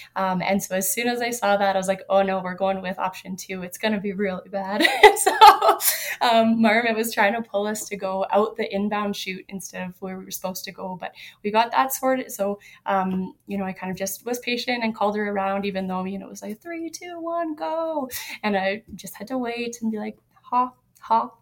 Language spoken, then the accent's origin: English; Yellowknife, Northwest Territories, Canada; also born or lived in Alaska; now in California, United States; I grew up in Yellowknife